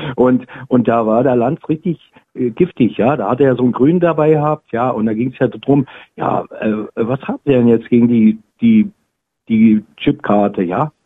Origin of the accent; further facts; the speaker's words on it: East Germany, Germany; moved away; als Ostdeutscher